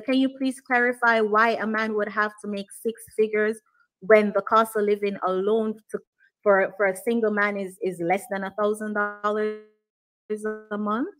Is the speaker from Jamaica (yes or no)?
yes; Jamaica; now in Dallas, United States; I'm Jamaican, born and raised